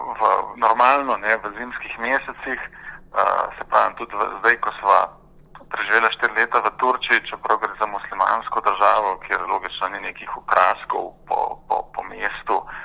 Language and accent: Slovenian; Ljubljana, Slovenia; moved away as an adult; also born or lived in Turkey; now in Canberra, Australia; jaz sem v bistvu rojen Ljubljančan, ki sem tam obiskoval osnovno, srednjo šolo